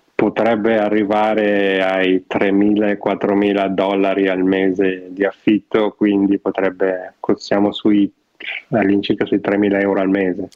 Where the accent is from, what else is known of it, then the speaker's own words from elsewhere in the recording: Novara, Piedmont, Italy; now in Vancouver, Canada; io che sono di Novara